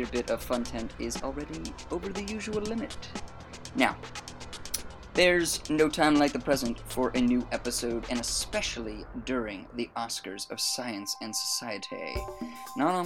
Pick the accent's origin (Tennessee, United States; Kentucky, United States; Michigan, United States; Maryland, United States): Maryland, United States; now in England, United Kingdom; I'm also from Maryland.